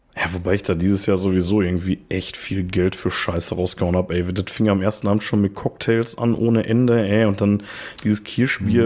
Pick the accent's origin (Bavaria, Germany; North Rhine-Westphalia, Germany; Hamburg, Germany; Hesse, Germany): North Rhine-Westphalia, Germany; Ruhr area; wir kommen auch aus dem Ruhrpott